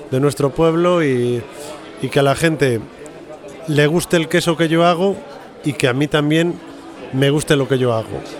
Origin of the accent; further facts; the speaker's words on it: Ávila, Castile and León, Spain; un sitio cerca, nosotros somos de Ávila, y nos gustó la idea y venir a pasar un fin de semana.